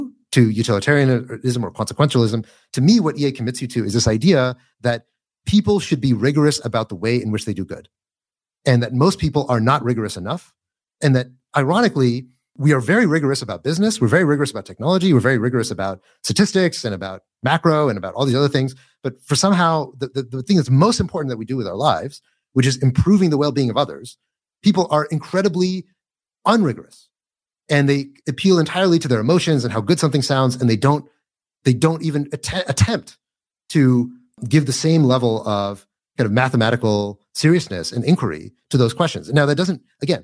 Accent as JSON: {"language": "English", "country": "United States", "said": "I'm American"}